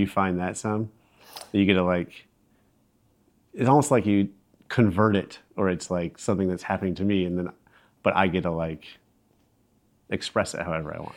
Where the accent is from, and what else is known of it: Iowa City, Iowa, United States; born or raised there